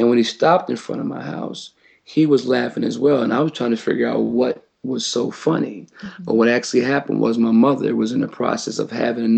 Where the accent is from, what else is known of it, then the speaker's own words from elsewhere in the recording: Wilmington, Delaware, United States; I was born and raised in Wilmington, Delaware